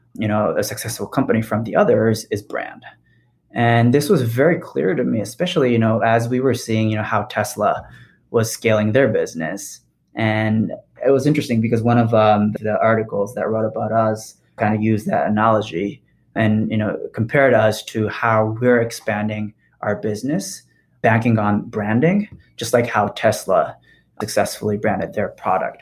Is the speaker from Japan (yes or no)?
yes; Japan; also born or lived in Paris, France; now in Bay Area, United States; as a kid growing up in Japan